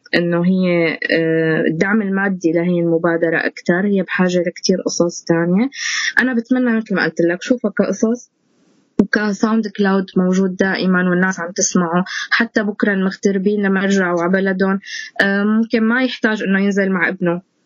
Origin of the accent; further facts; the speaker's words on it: Syria; moved away; وضعنا نحن كسوريين انتمائنا لسوريتنا